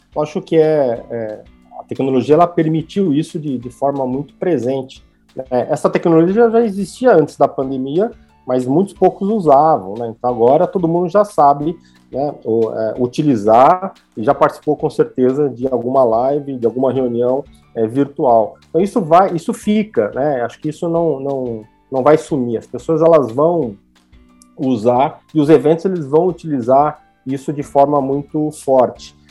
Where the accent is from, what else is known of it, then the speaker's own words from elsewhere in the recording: Brazil; a gente é brasileiro